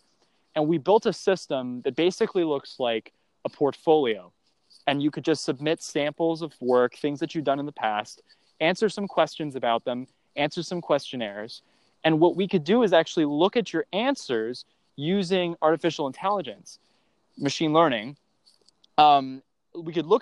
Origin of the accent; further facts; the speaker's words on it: Cleveland, Ohio, United States; I grew up in Ohio, near Cleveland